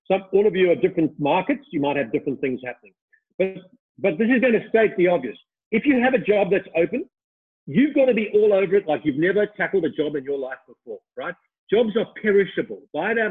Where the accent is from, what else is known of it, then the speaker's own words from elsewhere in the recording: Australia; I was from Australia